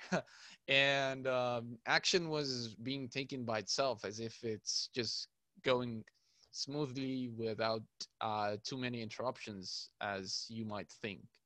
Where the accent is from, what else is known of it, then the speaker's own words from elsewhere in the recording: Cairo, Cairo Governorate, Egypt; I'm from Cairo, Egypt